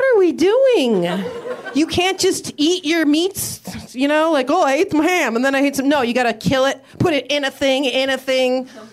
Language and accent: English; Midwest, United States; I'm from the Midwest